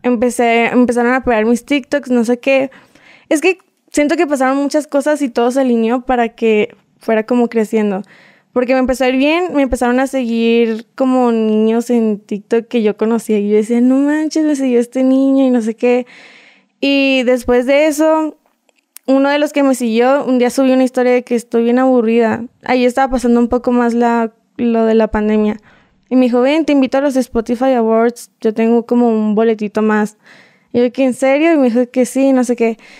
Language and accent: Spanish; Puebla, Mexico; accent: mixed Mexican and Colombian; also born or lived in Bogotá, Colombia; Soy mexicana. De hecho, yo nací en Puebla en un pueblito